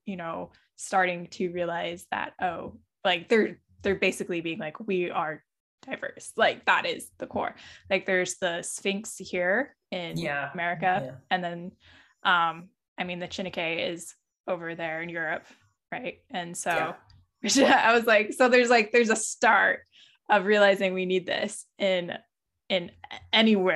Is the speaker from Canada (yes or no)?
no; Midwest, United States; also born or lived in Nebraska; growing up in the Midwest, I didn't see a lot of Puerto Ricans around me